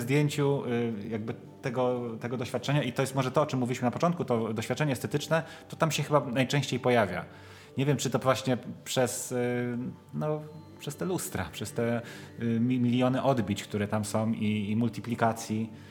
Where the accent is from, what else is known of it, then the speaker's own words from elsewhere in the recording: Łódź, Łódź Voivodeship, Poland; ja jestem ze Śródmieścia i chodziłem do jedynki, do podstawówki